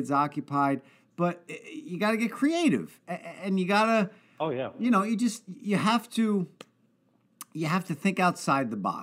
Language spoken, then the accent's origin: English; South River, New Jersey, United States; I have so many great friends that I grew up with in South River, New Jersey